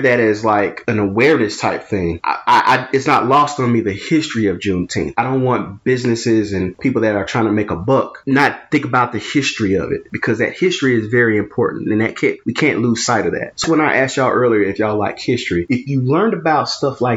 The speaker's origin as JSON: {"language": "English", "region": "Mississippi", "country": "United States", "tie": "born or raised there", "said": "I grew up in Mississippi"}